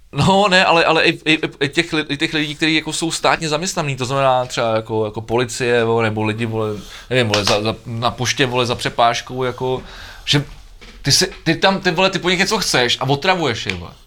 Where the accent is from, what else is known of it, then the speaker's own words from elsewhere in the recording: Czechia; jako Češi